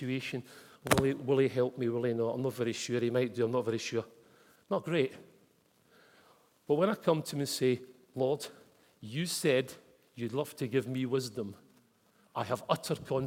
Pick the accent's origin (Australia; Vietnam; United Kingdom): United Kingdom; Glasgow, Scotland; moved away; Growing up in Glasgow